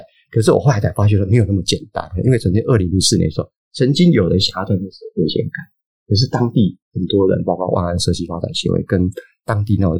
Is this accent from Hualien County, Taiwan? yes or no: yes; Hualien, Hualien County, Taiwan; moved away; 因为我自己在花莲长大 哦， 我念高中的时候，